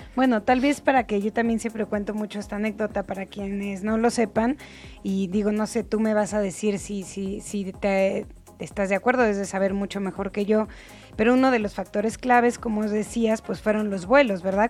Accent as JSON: {"language": "Spanish", "country": "Mexico", "said": "soy la periodista mexicana que ama Japón"}